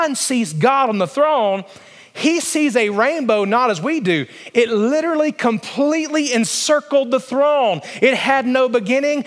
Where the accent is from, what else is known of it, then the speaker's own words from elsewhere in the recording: Alabama, United States; moved away; I grew up in Alabama where it was very, very flat